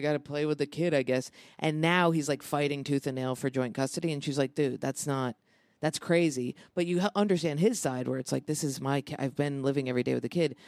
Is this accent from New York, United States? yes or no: yes; Lansing, New York, United States; also born or lived in Ithaca; I grew up outside of Ithaca, Lansing